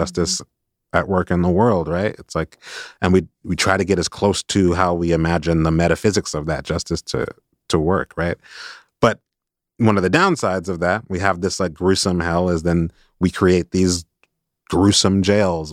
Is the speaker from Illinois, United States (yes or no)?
yes; Chicago, Illinois, United States; I grew up in Chicago where there are a lot of, there were a lot of black Catholics